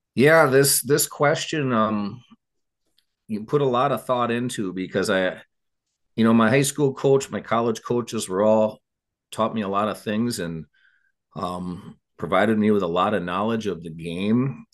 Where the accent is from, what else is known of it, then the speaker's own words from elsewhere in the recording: Eagan, Minnesota, United States; I grew up in Eagan, Minnesota